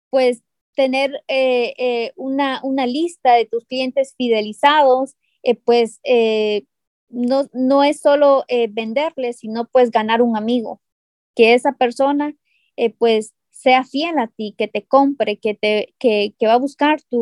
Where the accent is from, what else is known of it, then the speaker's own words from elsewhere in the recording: San Pedro Sula, Cortés, Honduras; nosotras somos de San Pedro Sula y, podemos pues eh, hacer el negocio de manera presencial, pero no podemos abarcar los 18 departamentos